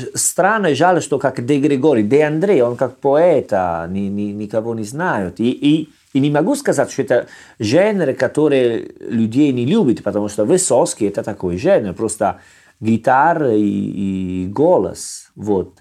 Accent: Salerno, Campania, Italy; Russian is a second language; now in Russia; Я из Салерно, мы ем рыба два-три раза в неделю

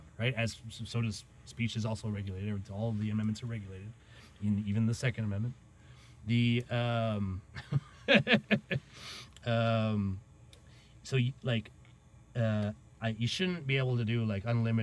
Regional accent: Maine, United States; moved away; I was from Maine

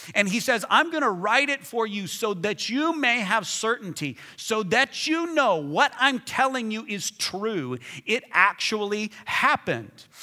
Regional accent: Hobbs, New Mexico, United States; I was seven or eight years old in my hometown, Hobbs, New Mexico.

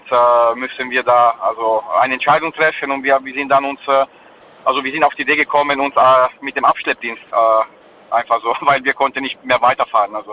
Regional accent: Mannheim, Baden-Württemberg, Germany; ich bin äh, ja aus Mannheim.

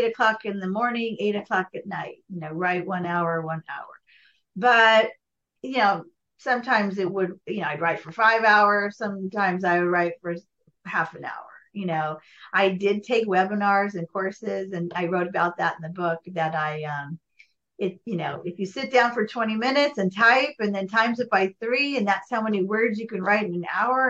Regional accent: Los Angeles, California, United States; now in Goleta, United States; growing up in the Valley. I was an 80s Valley girl

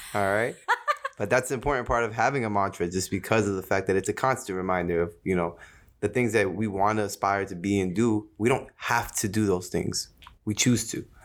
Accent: Jersey City, New Jersey, United States; Being born and raised in Jersey City, New Jersey, uh, shout out to two oh one

